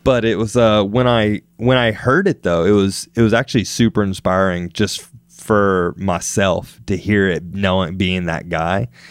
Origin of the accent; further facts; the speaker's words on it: Wetumpka, Alabama, United States; moved away as an adult; also born or lived in California; growing up in Alabama